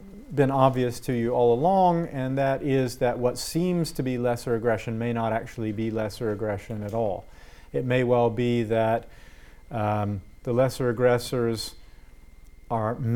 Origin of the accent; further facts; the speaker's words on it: United States; I'm an American